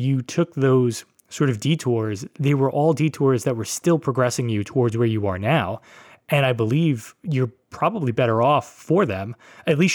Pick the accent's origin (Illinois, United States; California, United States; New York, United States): New York, United States; New York City; my neighborhood in Brooklyn